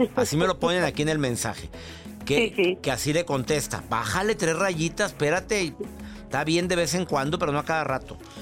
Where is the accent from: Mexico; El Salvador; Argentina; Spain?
Mexico; now in United States